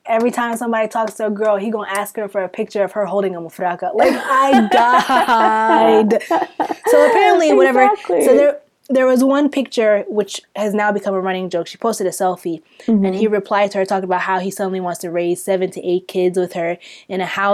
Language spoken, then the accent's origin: English; Florida, United States; I'm not Sudanese. I'm from Florida.